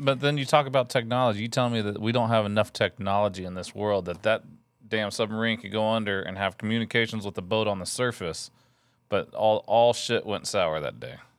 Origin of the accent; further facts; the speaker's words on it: Texas, United States; I grew up in Texas